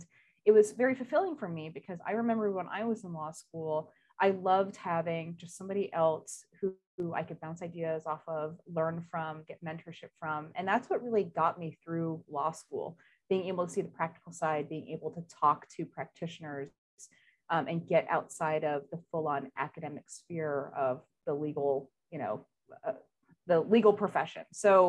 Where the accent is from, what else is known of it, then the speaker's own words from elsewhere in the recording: New York, United States; So I'm originally from Northern New York. I'm an Army brat. My dad retired from the military.